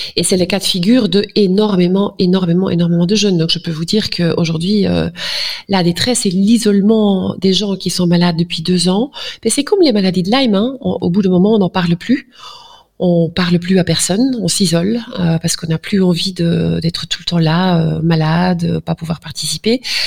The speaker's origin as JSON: {"language": "French", "region": "Flanders", "country": "Belgium", "second_language": "French", "said": "Pardon pour mon français, parfois je suis flamande"}